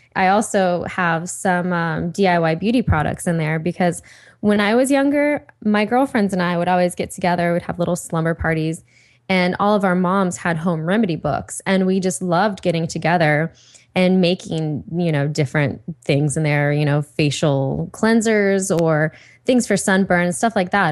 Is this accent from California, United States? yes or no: no; Ohio, United States; now in Los Angeles, United States; Liz and I, we're both from Ohio